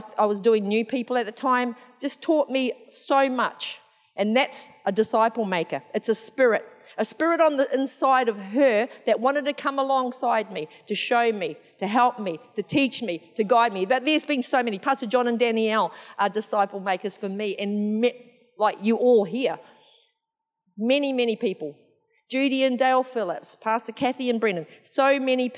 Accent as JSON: {"language": "English", "region": "Eastern Bay of Plenty", "country": "New Zealand", "moved": "yes", "said": "I'm from New Zealand originally"}